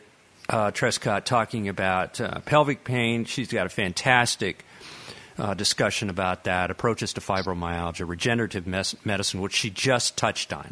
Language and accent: English; Colorado, United States; now in North Carolina, United States; I'm originally from Colorado